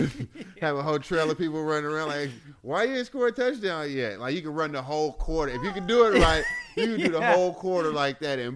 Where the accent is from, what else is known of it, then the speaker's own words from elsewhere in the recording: Oakland, California, United States; And I'm not from San Francisco.